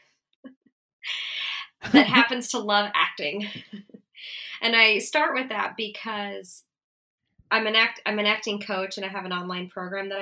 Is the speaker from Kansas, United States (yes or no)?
yes; Kansas, United States; also born or lived in New York; now in Atlanta, United States; I grew up in Kansas and we moved down to Atlanta.